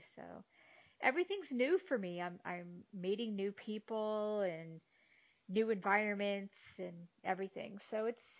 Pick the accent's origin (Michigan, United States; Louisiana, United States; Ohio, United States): Ohio, United States; also born or lived in Los Angeles; now in Dallas, United States; Ohio is my home state.